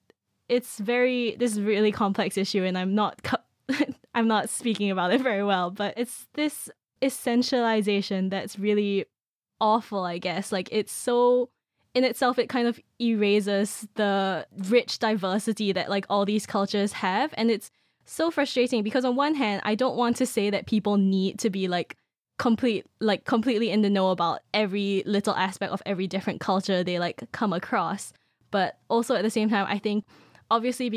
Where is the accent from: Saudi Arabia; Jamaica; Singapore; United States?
Singapore; moved away as an adult; now in United Kingdom; I'm from Singapore